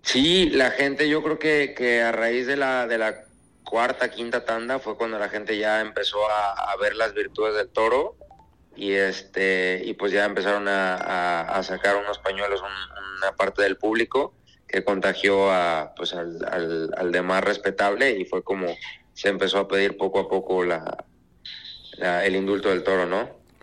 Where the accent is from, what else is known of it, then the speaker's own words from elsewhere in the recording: Guadalajara, Jalisco, Mexico; regresar a mi tierra